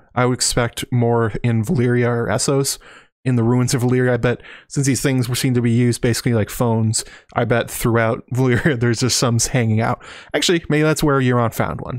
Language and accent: English; United States; I'm an American